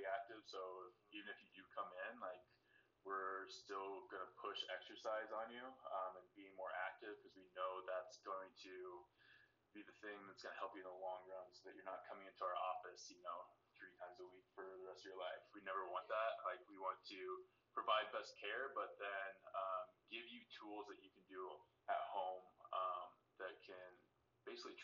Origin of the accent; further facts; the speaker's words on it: Decatur, Nebraska, United States; moved away as an adult; also born or lived in Lincoln, Nebraska / Kansas City / Columbia, Missouri; now in Wichita, United States; Grew up in a small town, Decatur, Nebraska, just north of Omaha